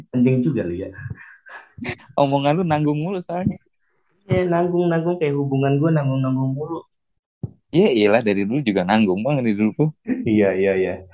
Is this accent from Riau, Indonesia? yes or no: no; North Jakarta, Jakarta, Indonesia; ya kan gue gue anak Jakarta Utara bro